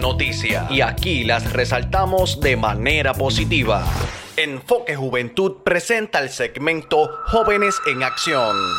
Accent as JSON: {"language": "Spanish", "town": "Canóvanas", "country": "Puerto Rico", "moved": "as an adult", "lives_now": "Boston, United States", "said": "Soy del pueblo de Canóvanas y actualmente estoy estudiando en la Universidad de Berkeley College of Music en Boston"}